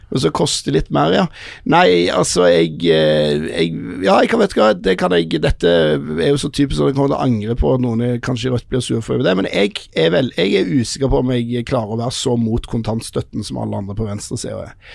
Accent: Stavanger, Rogaland, Norway; jeg vokste opp i Stavanger

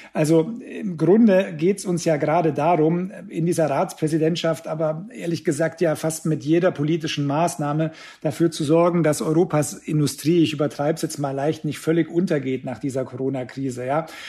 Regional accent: Germany; Wir haben halt als Deutsche

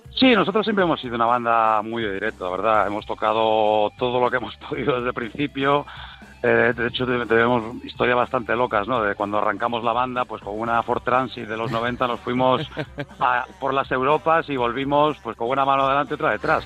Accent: Galicia, Spain; yo soy gallego

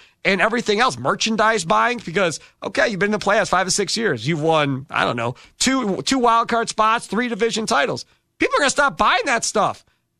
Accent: Wisconsin, United States; I'm from Wisconsin

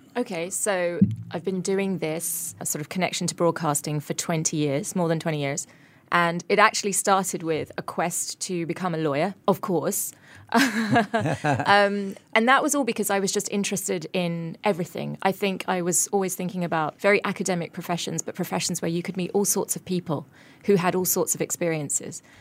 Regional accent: coastal town in England, United Kingdom; moved away as an adult; now in Singapore; my hometown, which was this coastal town in England

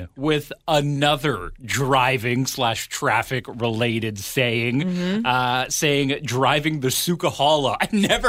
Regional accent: Ottawa, Ontario, Canada; now in Vancouver Island, Canada; growing up in Ottawa.

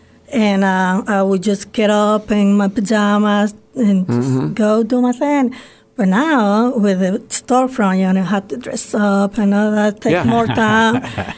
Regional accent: Dominican Republic; moved away as an adult; now in United States; I'm from Dominican Republic, and I've been in this country for 20 years

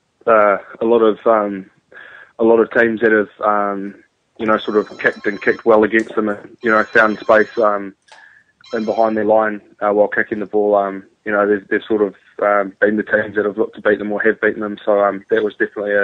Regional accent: Wellington, New Zealand; moved away as an adult; also born or lived in England; now in Melbourne, Australia; I was born in Wellington, New Zealand.

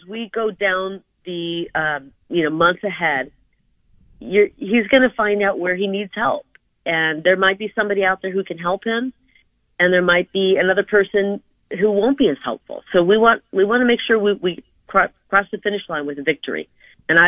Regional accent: Iowa, United States; now in Arizona, United States; I'm from Iowa. I was born in, I was raised in Iowa, family of nine.

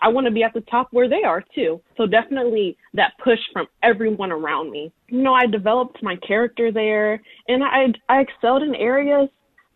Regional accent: Columbus, Ohio, United States; I grew up in Columbus, Ohio

